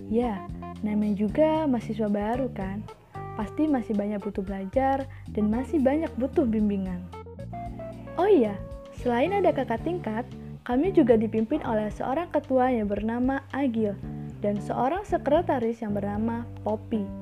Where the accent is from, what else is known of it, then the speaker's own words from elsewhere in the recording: Tulang Bawang, Lampung, Indonesia; dari Prodi Matematika dan asal gue dari Tulang Bawang Lampung.